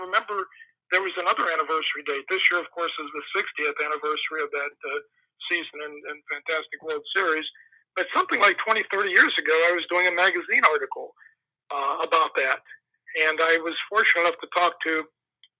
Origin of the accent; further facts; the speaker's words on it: Pittsburgh, Pennsylvania, United States; I was born in Pittsburgh.